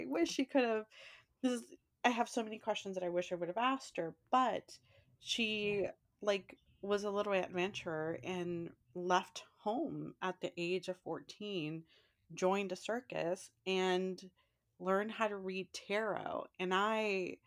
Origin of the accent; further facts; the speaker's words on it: San Francisco, California, United States; growing up in San Francisco